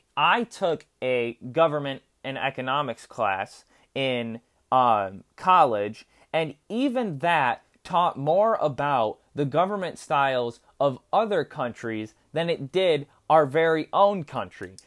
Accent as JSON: {"language": "English", "country": "United States"}